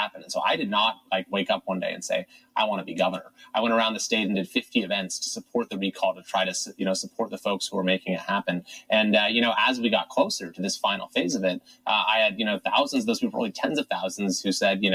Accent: Northern California, United States; also born or lived in Los Angeles; I am from Northern California. I grew up in the district that I represent

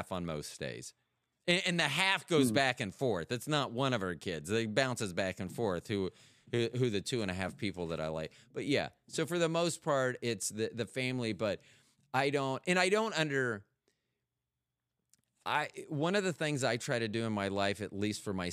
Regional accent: Tampa, Florida, United States; also born or lived in Kansas City; now in North Carolina, United States; I'm from Tampa

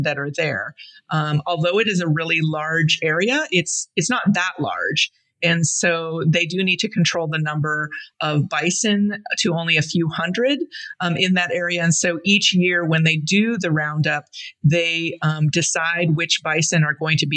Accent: Blackfeet Reservation, Montana, United States; I grew up primarily on the Blackfeet Reservation in Montana

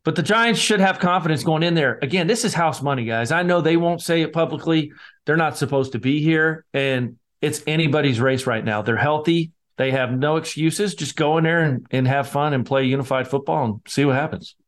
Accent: Scotland, United Kingdom; I'm the Scotsman

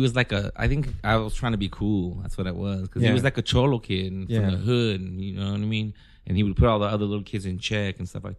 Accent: Philippines; I guess because I'm Filipino and I was dating a Mexican chick.

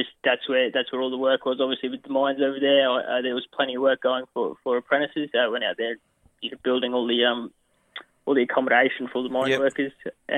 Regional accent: Brisbane, Queensland, Australia; I grew up in Brisbane, up in Queensland

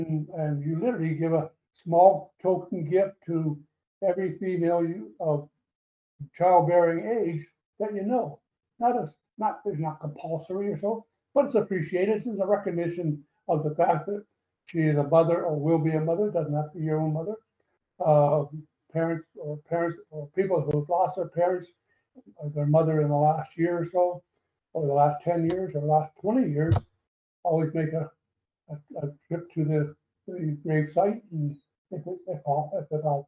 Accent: Canada; moved away as an adult; now in Costa Rica; as a Canadian

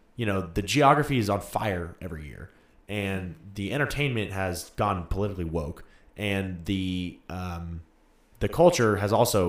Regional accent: Sacramento, California, United States; moved away; I'm from Sacramento

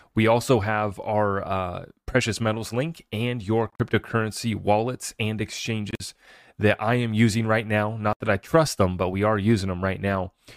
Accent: United States; as an American

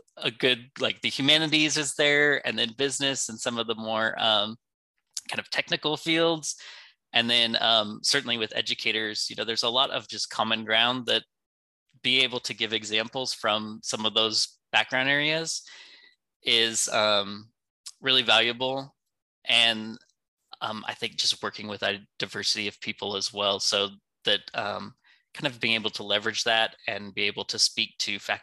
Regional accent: California, United States; moved away as an adult; also born or lived in Vietnam / Georgia; now in Greenville, United States; growing up in California

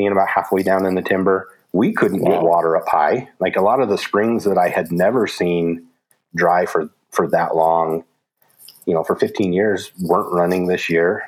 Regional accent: Utah, United States; my home state of Utah

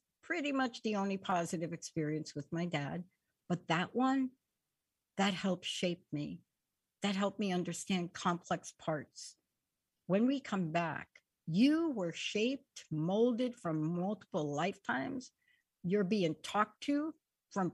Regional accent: New York, United States; I'm from New York

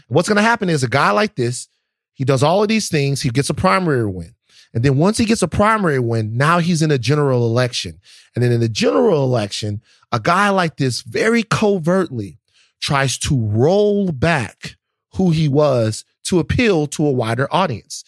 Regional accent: the South, United States; I, I'm from the South and I love the South

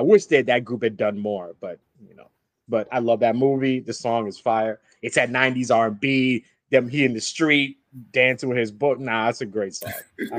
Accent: New York City, New York, United States; I'm a New Yorker from 98.7 Kiss FM.

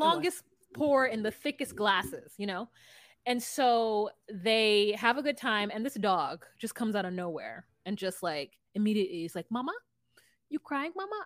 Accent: Southern California, United States; I'm from California

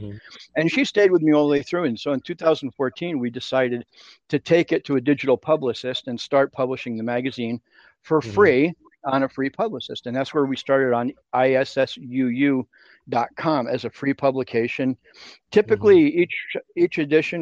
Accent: New York, United States; moved away as an adult; now in Mexico; I'm from New York, born and raised in New York, schooled in New York, worked in New York for a while

